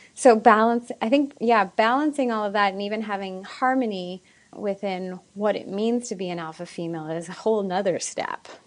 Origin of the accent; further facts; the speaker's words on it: Ottawa, Ontario, Canada; moved away; I just moved back to my hometown of Ottawa, Canada